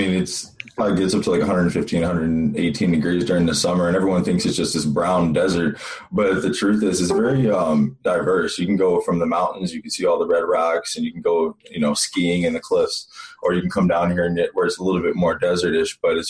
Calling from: Scottsdale, Arizona, United States; So I'm calling from Scottsdale, Arizona.

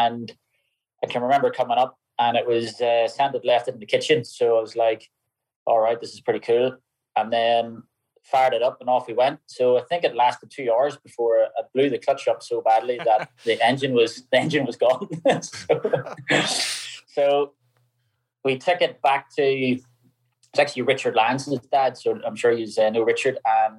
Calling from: Northern Ireland, United Kingdom; Just at home. I'm home in Northern Ireland.

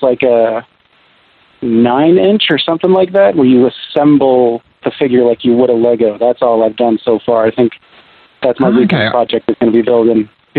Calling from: Seattle, Washington, United States; Seattle, Washington.

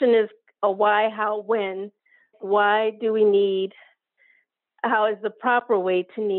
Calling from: Corvallis, Oregon, United States; I'm from Corvallis, Oregon.

